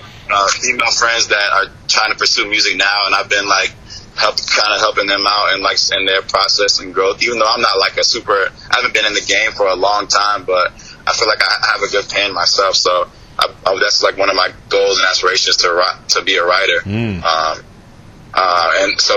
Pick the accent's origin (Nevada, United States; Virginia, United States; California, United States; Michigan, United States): Virginia, United States; moved away as an adult; also born or lived in Washington, D.C.; now in Miami, United States; I'm actually from Virginia. I've lived in Virginia, like, basically all my life.